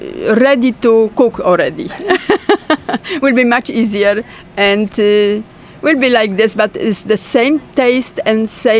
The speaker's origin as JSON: {"language": "English", "country": "Poland", "moved": "yes", "lives_now": "New York, United States", "said": "I'm from Poland and I live in New York."}